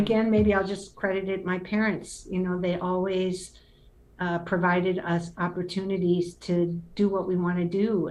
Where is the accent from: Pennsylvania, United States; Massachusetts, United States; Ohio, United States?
Ohio, United States; Cleveland; moved away; also born or lived in Haiti; I grew up in Cleveland, which, you know, literally and figuratively, I'm a native of Cleveland, Ohio